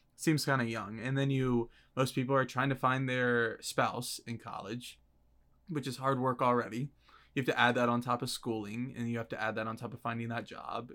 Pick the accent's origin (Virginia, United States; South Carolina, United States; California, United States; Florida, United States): Virginia, United States; I'm from Virginia